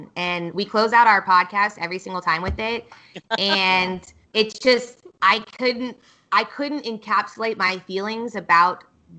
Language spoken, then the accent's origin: English; Kansas, United States; also born or lived in Austin; My short story, I've moved around a lot in the States. So I grew up in Kansas and I went to the University of Kansas.